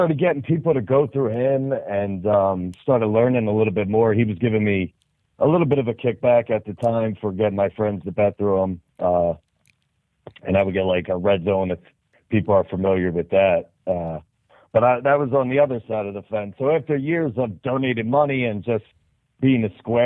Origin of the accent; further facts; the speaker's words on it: New Jersey, United States; I'm from the South Jersey area